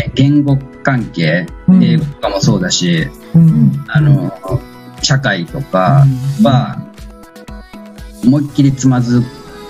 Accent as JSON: {"language": "Japanese", "region": "Okayama", "country": "Japan", "tie": "born or raised there", "said": "そこが、あのうん、生まれたところ"}